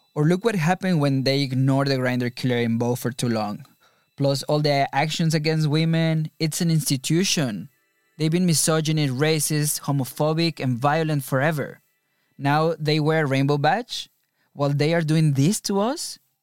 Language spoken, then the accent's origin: English; Mexico; moved away as an adult; now in London, United Kingdom; Growing up in Mexico